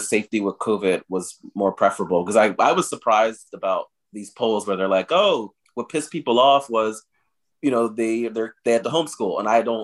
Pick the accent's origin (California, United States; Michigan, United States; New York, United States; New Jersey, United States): New Jersey, United States; moved away; my home state of New Jersey